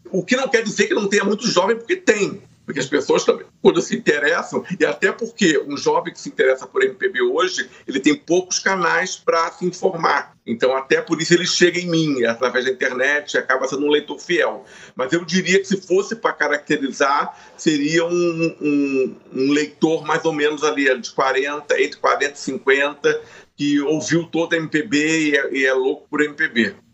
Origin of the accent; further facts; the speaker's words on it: Rio de Janeiro, Brazil; É, eu sou carioca, do subúrbio carioca, fui criado ali.